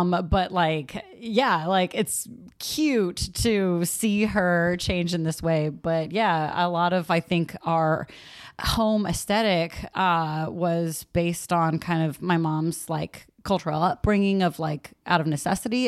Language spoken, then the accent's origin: English; San Leandro, California, United States; also born or lived in Castro Valley; I grew up in San Leandro and Castro Valley